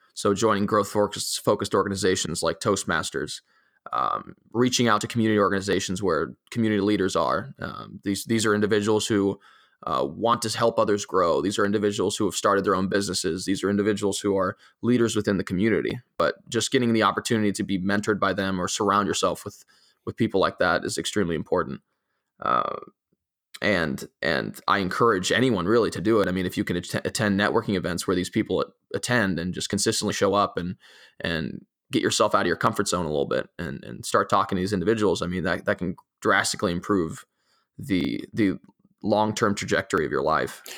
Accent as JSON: {"language": "English", "country": "Italy", "tie": "born or raised there", "moved": "yes", "lives_now": "United States", "said": "growing up in, in a, uh, uh, in particular in, in the European environment and in particular in, in an Italian"}